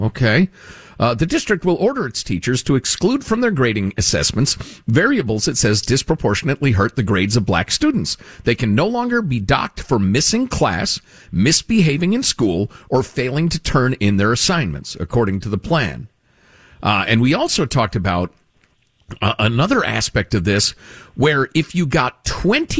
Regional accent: Chicago, Illinois, United States; moved away; where I grew up in Chicagoland.

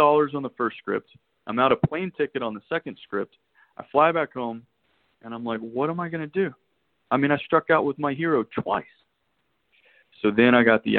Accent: Texas, United States; moved away as an adult; also born or lived in the South; now in Los Angeles, United States; I'm originally from Texas

